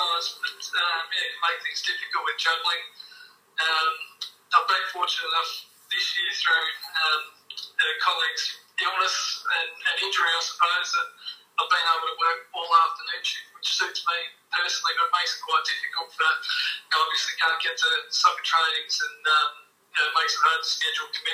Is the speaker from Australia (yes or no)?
yes; Geelong, Victoria, Australia; moved away as an adult; now in Warrnambool, Australia; I grew up in Geelong, and I played with a few clubs locally there.